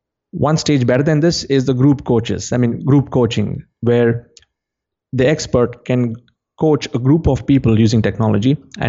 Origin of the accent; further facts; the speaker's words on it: India; Yeah, John, the way things have evolved, like since I come from India, I can go back to how the experts were back in the day before the education system